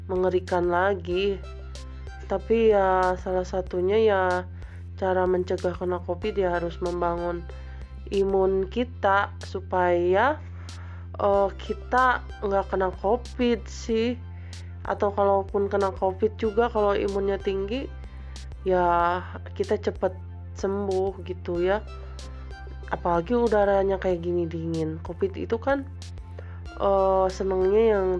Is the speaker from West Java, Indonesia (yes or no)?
yes; Bogor, West Java, Indonesia; now in Sukabumi, Indonesia; tempat saya besar dulu di Bogor ada botani terus ada BTM